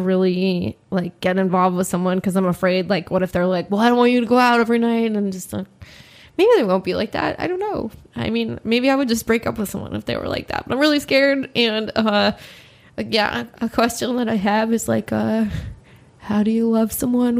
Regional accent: Los Angeles, California, United States; In Los Angeles. Yeah.

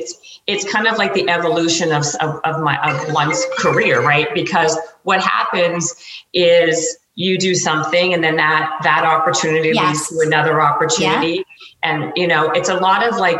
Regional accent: Canada; moved away as an adult; also born or lived in Toronto; now in Los Angeles, United States; I'm Canadian, and I was actually I was working in the marketing department at BMG in Toronto, and I got a job offer to come to Los Angeles

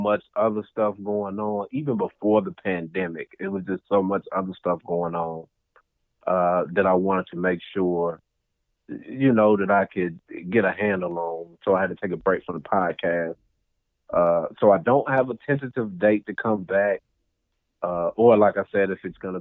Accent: United States; I'm from Victory Park

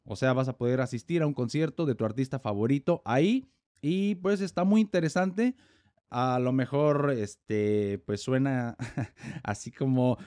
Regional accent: Morelia, Michoacán, Mexico; yo soy mexicano, nací en Morelia, Michoacán

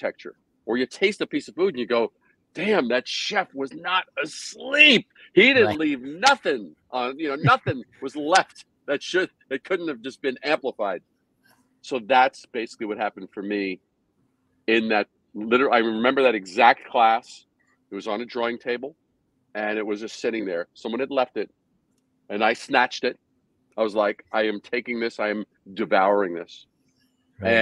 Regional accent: New York City, New York, United States; also born or lived in Brooklyn / Long Island / Manhattan; I was born in Brooklyn, raised in Queens, then a little bit on Long Island, and then moved to Manhattan to start my career.

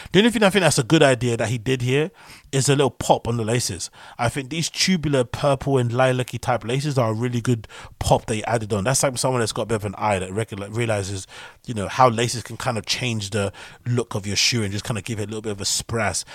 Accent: United Kingdom

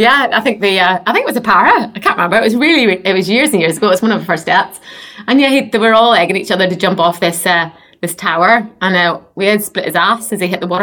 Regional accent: Northern Irish, Northern Ireland, United Kingdom; now in Basingstoke, United Kingdom; me being Northern Irish

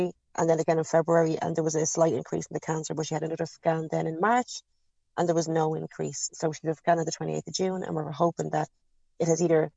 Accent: Ireland; We grew up in Catholic Ireland

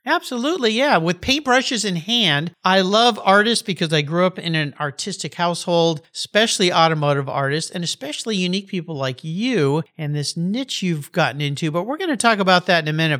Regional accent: San Diego County, California, United States; Growing up in the San Diego County area

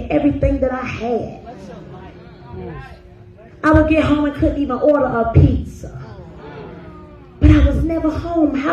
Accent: High Point, North Carolina, United States; I'm from High Point, North Carolina.

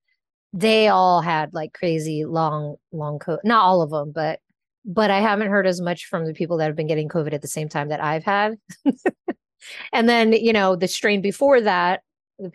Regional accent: Los Angeles, California, United States; That's my old neighborhood too. Mar Vista. That's the neighborhood I grew up in West

